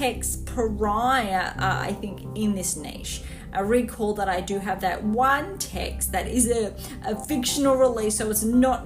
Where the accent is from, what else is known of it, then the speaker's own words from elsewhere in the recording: Gold Coast, Queensland, Australia; I am based on the sunny Gold Coast